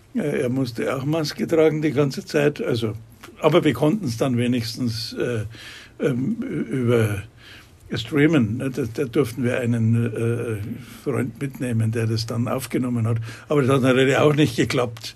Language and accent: German; Munich, Bavaria, Germany; ich bin Münchner, gebürtiger Münchner